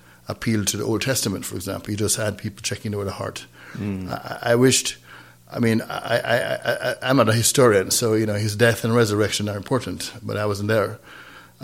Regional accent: Saint Thomas, Jamaica; moved away; also born or lived in North Carolina; we grew up in St. Thomas, Jamaica, not St. Thomas, Virgin Islands, but St. Thomas, Jamaica, in a little town called Trinaville, outside of Marat Bay

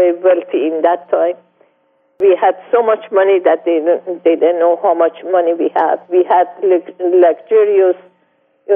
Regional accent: Mashhad, Razavi Khorasan, Iran; English is a second language; moved away as an adult; I was born on 1938 in Mashhad in Iran

